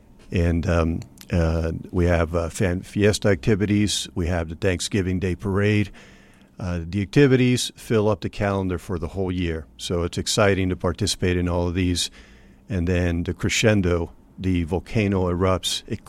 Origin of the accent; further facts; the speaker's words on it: Venezuela; moved away as an adult; also born or lived in Brazil / Mexico City, Mexico; now in United States; I grew up mostly in Latin America. I was raised in Venezuela and Brazil, Mexico City.